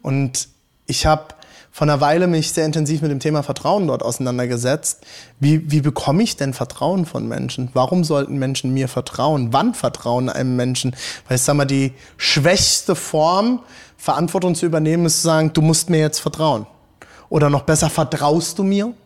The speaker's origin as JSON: {"language": "German", "area": "Hunsrück", "region": "Rhineland-Palatinate", "country": "Germany", "tie": "born or raised there", "also_born_or_lived": "Frankfurt / South Africa", "moved": "as an adult", "lives_now": "Leipzig, Germany", "said": "Ich komme aus Rheinland-Pfalz, vom Hunsrück"}